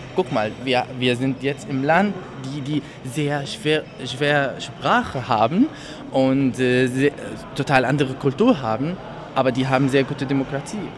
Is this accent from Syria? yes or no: yes; Syria; now in Germany; Ich komme auch aus Syrien. Ich bin auch seit 2015 in Deutschland, also Ende 2015.